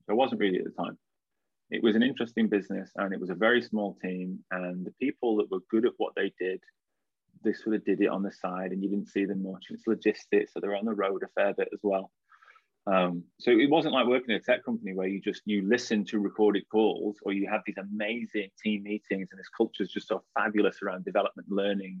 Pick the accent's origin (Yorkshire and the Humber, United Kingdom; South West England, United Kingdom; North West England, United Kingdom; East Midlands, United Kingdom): North West England, United Kingdom; Blackpool; also born or lived in Liverpool; I grew up in Blackpool, and for anyone that doesn't know, that's the northwest of England